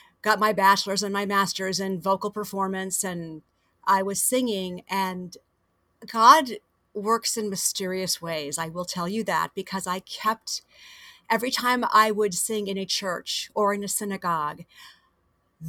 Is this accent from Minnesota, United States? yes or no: no; Fort Myers, Florida, United States; also born or lived in Miami, Florida; I was born in Miami, and I grew up about 2.5 hours south of here in Fort Myers